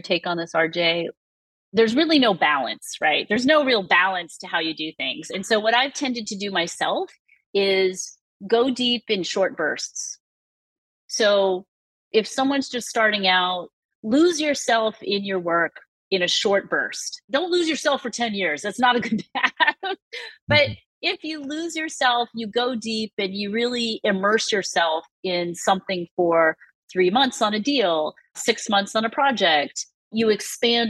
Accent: Massachusetts, United States; I'm from Massachusetts.

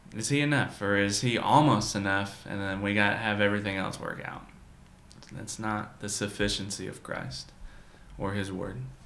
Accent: United States; as Americans

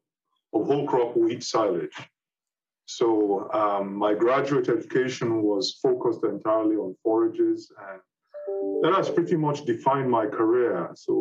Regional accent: Nigeria; moved away as an adult; also born or lived in United Kingdom; I'm a Nigerian originally

